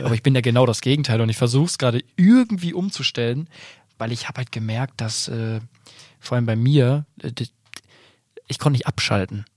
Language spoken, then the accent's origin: German; Bielefeld region, North Rhine-Westphalia, Germany; ich komme ja auch aus der Region